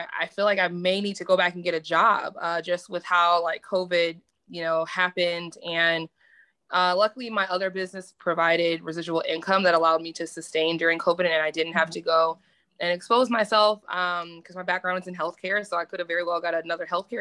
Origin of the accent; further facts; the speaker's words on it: Detroit, Michigan, United States; moved away as an adult; now in Tulsa, United States; I'm originally from Detroit, Michigan, but now residing in Tulsa, Oklahoma